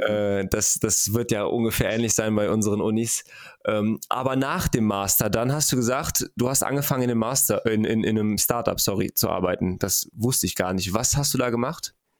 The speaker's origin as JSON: {"language": "German", "country": "Germany", "said": "bei uns in Deutschland"}